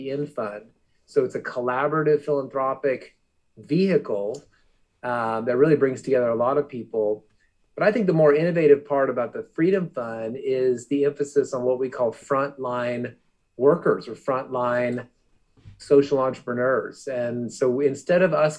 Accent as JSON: {"language": "English", "region": "Arizona", "country": "United States", "tie": "born or raised there", "said": "I grew up in Arizona"}